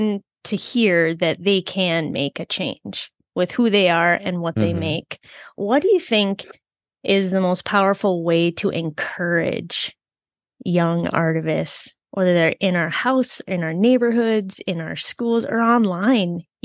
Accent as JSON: {"language": "English", "region": "Minnesota", "country": "United States", "tie": "born or raised there", "said": "my home state of Minnesota"}